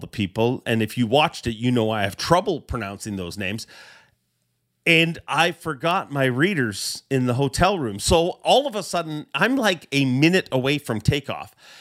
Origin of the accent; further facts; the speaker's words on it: Canada; I am a Canadian